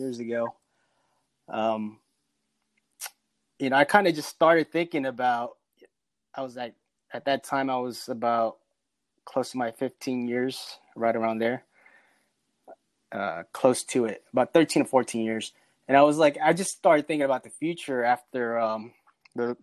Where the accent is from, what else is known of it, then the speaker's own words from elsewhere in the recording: Central California, United States; moved away as an adult; also born or lived in Philippines; now in Raleigh, United States; I'm from the Philippines, but I grew up in California in a small little town in the Central California